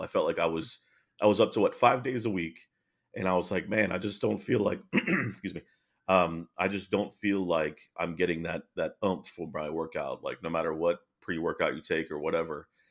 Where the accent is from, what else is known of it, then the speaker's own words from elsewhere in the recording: East Coast, United States; moved away as an adult; also born or lived in North Carolina / Virginia; now in Frisco, United States; I'm from the East Coast